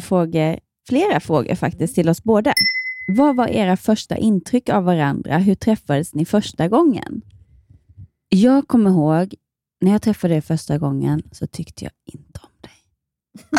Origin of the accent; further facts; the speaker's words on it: Ronneby, Blekinge, Sweden; also born or lived in Malmö; now in Gothenburg, Sweden; hemma i Ronneby så gjorde jag alla, jag var med på alla så här nyårsrevyer